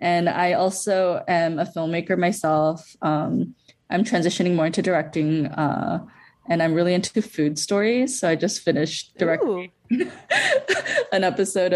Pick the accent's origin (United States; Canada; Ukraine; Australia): United States; Los Angeles, California; also born or lived in Bolivia; I live in LA. I lived in LA for my childhood as well as my adult life.